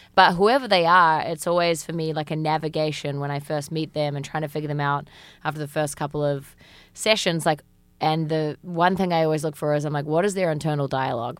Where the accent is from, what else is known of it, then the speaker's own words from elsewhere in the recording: New Zealand; moved away as an adult; now in United States; I am from New Zealand, um, and I've been living in the States now for about four years.